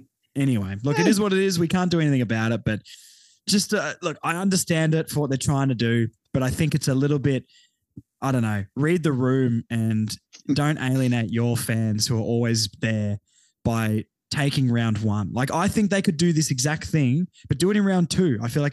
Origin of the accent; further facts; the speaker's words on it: Tasmania, Australia; I am from Tassie